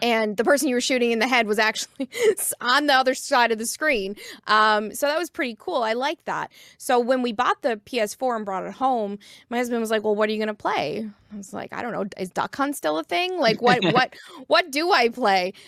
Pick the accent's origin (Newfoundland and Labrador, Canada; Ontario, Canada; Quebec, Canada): Newfoundland and Labrador, Canada; Corner Brook; I'm uh, from Corner Brook, Newfoundland and Labrador, but I was raised here on the East Coast